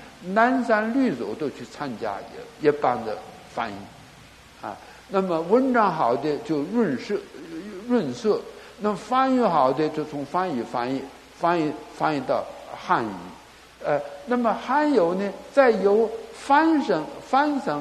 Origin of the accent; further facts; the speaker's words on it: Northeast China, China; now in Taiwan; 我今生身为中国人呐，啊，那么呃。从东北到华北，华北到华中、华南，一直来到台湾哈，很觉得不幸啊，颠沛流离呀。